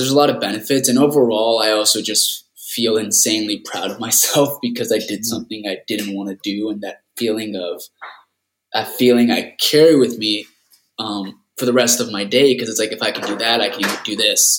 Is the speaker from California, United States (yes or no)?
yes; Rancho Cucamonga, California, United States; also born or lived in La Puente, California; grew up in Rancho Cucamonga, Southern California. I grew up there most of my life